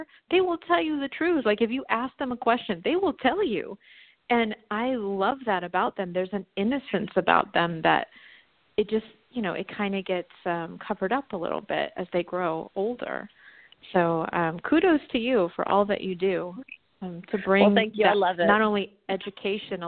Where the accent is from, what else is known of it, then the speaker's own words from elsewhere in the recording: Virginia, United States; moved away; my hometown in Virginia